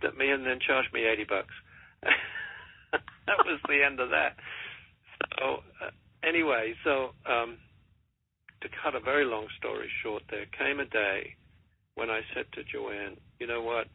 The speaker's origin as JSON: {"language": "English", "region": "England", "country": "United Kingdom", "accent": "English", "moved": "as an adult", "lives_now": "United States", "said": "When I came over here in 1984 from England"}